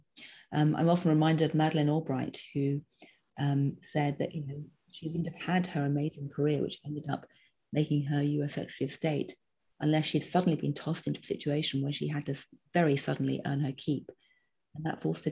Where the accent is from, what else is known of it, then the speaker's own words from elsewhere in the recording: England, United Kingdom; now in United States; I'm still English, not American.